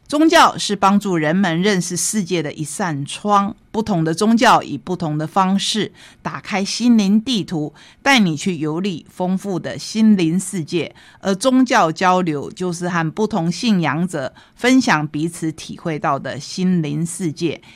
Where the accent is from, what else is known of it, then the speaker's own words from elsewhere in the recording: Taitung, Taitung County, Taiwan; also born or lived in Tainan (ancestry); 我是台湾人， 我是台东人。 同时我也是台南人， 因为我的先祖是从台南学家移民过来的